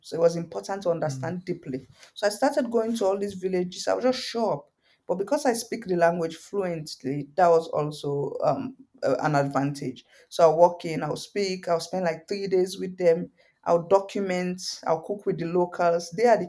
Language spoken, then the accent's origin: English; Guinea; even though I'm Fulani from Guinea, but there are so many other Fulanis around Africa